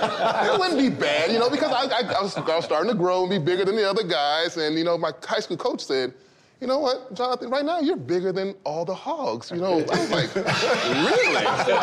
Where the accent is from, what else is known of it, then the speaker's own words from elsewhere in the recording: Washington, District of Columbia, United States; I grew up in Washington, D.C. And so he was a defensive lineman.